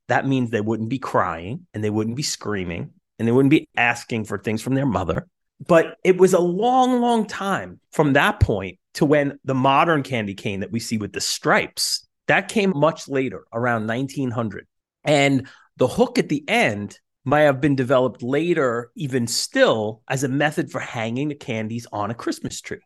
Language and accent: English; New York City, New York, United States; Staten Island, where I grew up